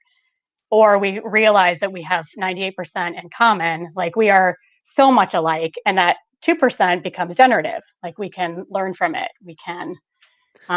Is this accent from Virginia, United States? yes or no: no; Bloomington, Illinois, United States; I grew up in central Illinois, 3 hours south of Chicago